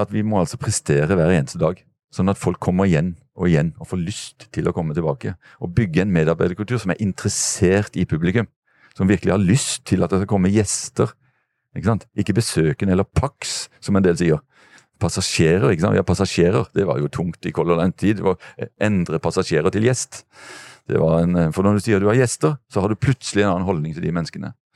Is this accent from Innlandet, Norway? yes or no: no; Kristiansand, Agder, Norway; fra der jeg kommer fra, fra Dyreparken